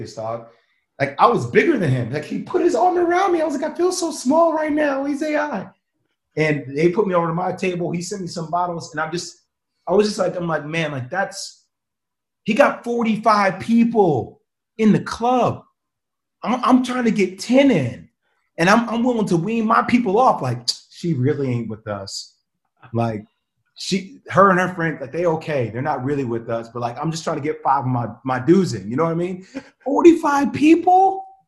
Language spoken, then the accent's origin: English; United States; Grew up in Jersey, New York